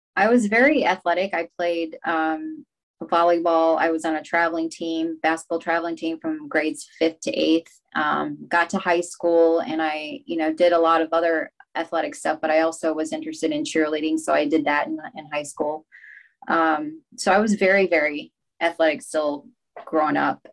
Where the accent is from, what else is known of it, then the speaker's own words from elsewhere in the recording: Rochester, Minnesota, United States; also born or lived in Laos; I started out in Rochester, Minnesota